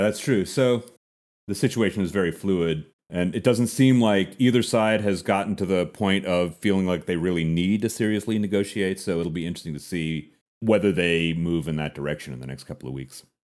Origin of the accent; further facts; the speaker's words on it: United States; As an American